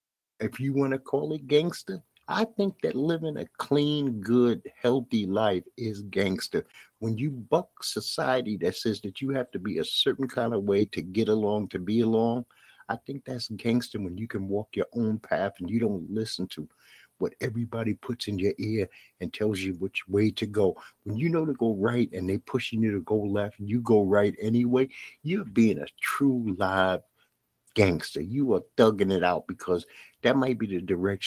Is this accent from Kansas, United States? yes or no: no; New York City, New York, United States; accent: Brooklyn; my Brooklyn accent